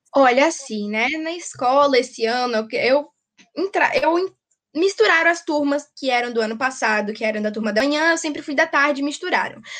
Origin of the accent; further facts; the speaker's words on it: Jequié, Bahia, Brazil; sou de Jiquié, na Bahia